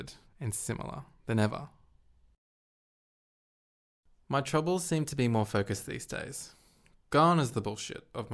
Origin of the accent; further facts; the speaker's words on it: Australia; I'm an Australian guy who happens to have Asian heritage, Hong Konger